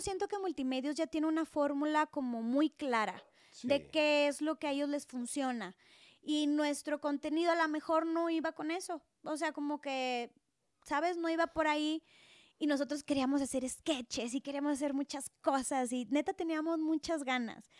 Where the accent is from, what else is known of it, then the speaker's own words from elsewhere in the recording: Monterrey, Nuevo León, Mexico; moved away as an adult; now in Mexico City, Mexico; nací en Monterrey, o sea, es una gran ciudad, por eso a veces los regios somos bien intensos